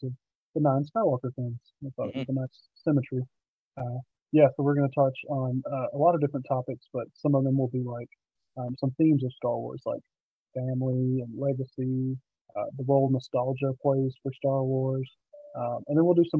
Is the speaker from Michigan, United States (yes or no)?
no; North Georgia, United States; I am a 26-year-old from North Georgia, pretty small town